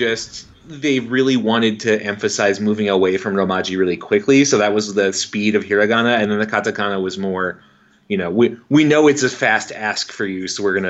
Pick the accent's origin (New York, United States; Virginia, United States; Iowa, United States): New York, United States; moved away as an adult; also born or lived in Olympia, Washington / Connecticut; I grew up, I was born in the West Coast in beautiful Olympia, Washington, grew up in New York State, ended up going to college in Connecticut, to Wesleyan University